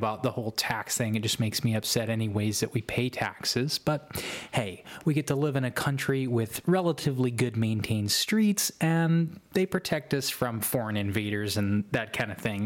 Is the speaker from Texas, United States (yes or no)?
yes; Texas, United States; now in Oklahoma, United States; I'm from Texas